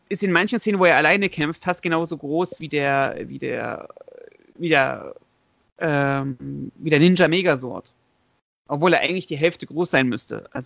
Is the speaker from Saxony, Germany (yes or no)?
yes; Leipzig, Saxony, Germany; born there; also ich als ich als gebürtiger Leipziger